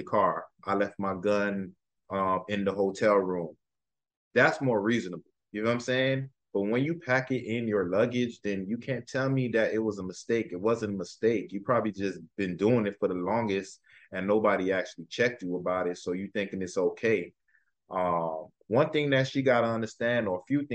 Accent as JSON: {"language": "English", "country": "United States", "said": "I'm an American"}